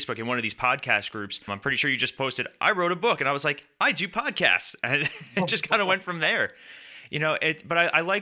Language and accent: English; New York, United States; I grew up in New York with an Italian family and a Swedish and Norwegian family